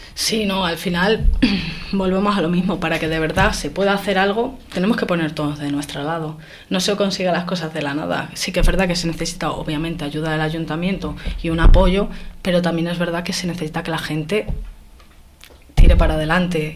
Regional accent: Béjar, Castile and León, Spain; decidí pues quedarme en Béjar, ya que era mi, ciudad natal, es donde me he criado, donde he vivido

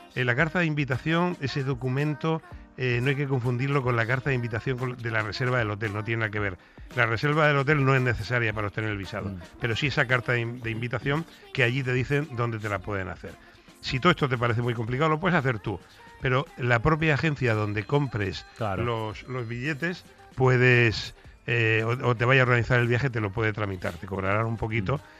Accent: Mediterranean coast, Spain; also born or lived in Madrid; yo soy del Mediterráneo

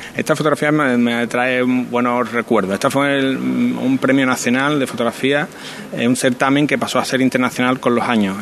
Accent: Alcalá de Guadaíra, Andalusia, Spain; now in Seville, Spain; mi hermano y yo nos criamos en Alcalá de Guadaira

